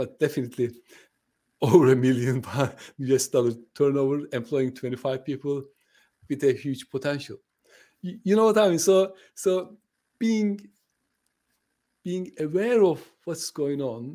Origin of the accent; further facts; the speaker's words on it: Turkey; first language Turkish; English is a second language; moved away; I'm from Turkey